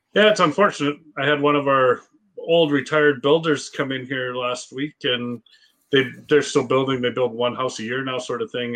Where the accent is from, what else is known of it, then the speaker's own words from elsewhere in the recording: Edson, Alberta, Canada; I grew up in Edson